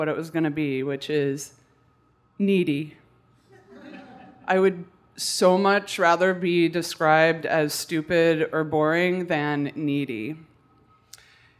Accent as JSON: {"language": "English", "region": "Colorado", "country": "United States", "said": "I'm from Colorado"}